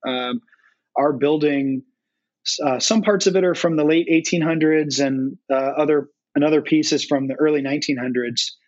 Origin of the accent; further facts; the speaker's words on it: North Carolina, United States; moved away as an adult; now in Cincinnati, United States; born, born and raised in North Carolina